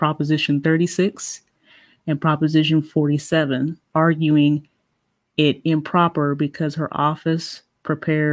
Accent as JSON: {"language": "English", "region": "Ohio", "country": "United States", "said": "I'm not from Atlanta. I'm from Ohio"}